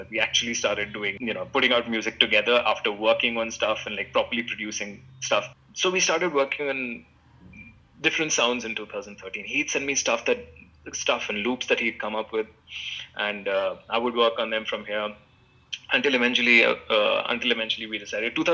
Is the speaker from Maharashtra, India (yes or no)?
yes; Mumbai, Maharashtra, India; Satish was from Delhi, I was from Bombay.